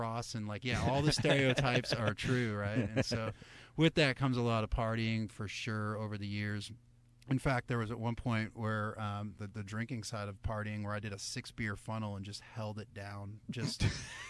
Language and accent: English; New Hampshire, United States; now in Texas, United States; I'm from New Hampshire originally.